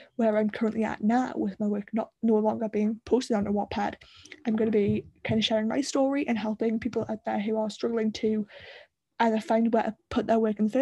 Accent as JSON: {"language": "English", "region": "the north of England", "country": "United Kingdom", "accent": "Northern", "said": "he's not as Northern as me"}